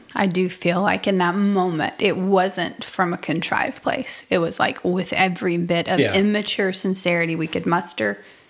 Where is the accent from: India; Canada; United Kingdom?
United Kingdom; Yeah, I'm a British person.